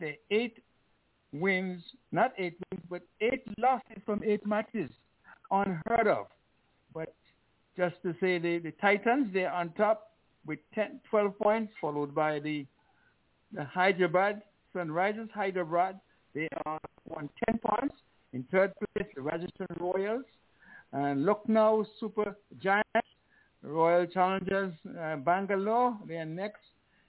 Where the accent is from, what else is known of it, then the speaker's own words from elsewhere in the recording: Liberta, Saint Paul, Antigua & Barbuda; born there; You know, I was born in Liberta.